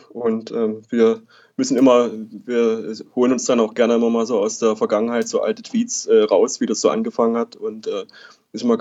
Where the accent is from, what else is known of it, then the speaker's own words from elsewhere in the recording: Saxony, Germany; ähm, bin 28 Jahre inzwischen. Ähm, zu Dynamo äh, bin ich gekommen. Ich komme äh, aus der Region, wohne auch aktuell jetzt wieder in Dresden ähm, und ähm, bin auch in der Region aufgewachsen.